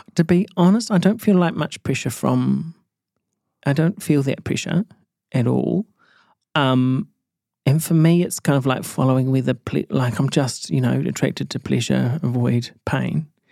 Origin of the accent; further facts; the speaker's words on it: Matamata, Waikato, New Zealand; moved away as an adult; also born or lived in Auckland; I grew up in Mata Mata